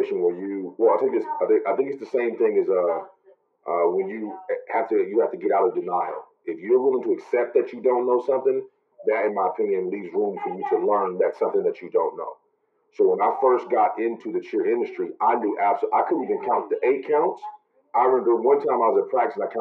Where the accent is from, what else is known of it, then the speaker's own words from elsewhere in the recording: Kansas City, Missouri, United States; I'm originally from Kansas City, Missouri.